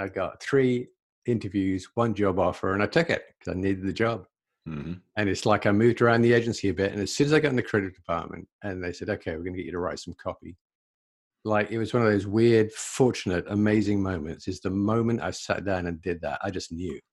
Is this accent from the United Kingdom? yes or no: yes; England, United Kingdom; moved away as an adult; also born or lived in London; now in Canada; So I'm originally from England. I'm in Canada now, but I'm originally from England.